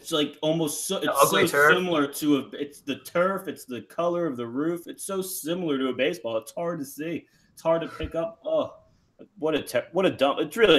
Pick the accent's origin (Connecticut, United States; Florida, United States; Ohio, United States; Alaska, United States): Florida, United States; As a Florida native